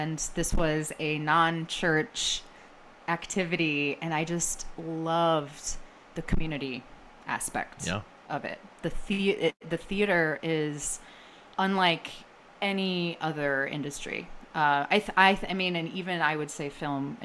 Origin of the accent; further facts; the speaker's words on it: Wisconsin, United States; also born or lived in Toronto, Canada; we moved to Wisconsin when I was 5.